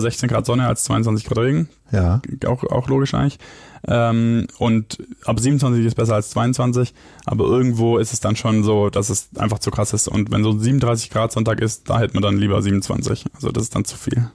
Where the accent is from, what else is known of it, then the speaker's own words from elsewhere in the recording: Biberach, Baden-Württemberg, Germany; now in Hamburg, Germany; Ich bin ja Schwabe